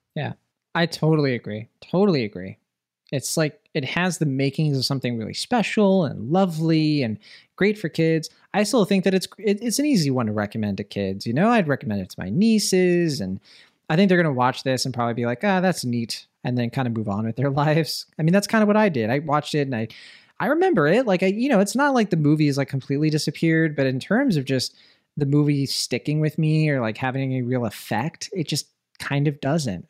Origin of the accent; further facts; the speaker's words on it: Puerto Rico; I'm from Puerto Rico